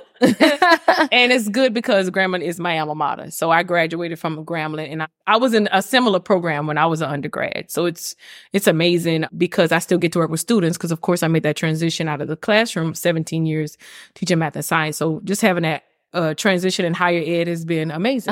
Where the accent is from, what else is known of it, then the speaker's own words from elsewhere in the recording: Lafayette, Louisiana, United States; also born or lived in Ruston, Louisiana; I moved from Ruston, Louisiana, which is right next to Grambling, and I came back home to Lafayette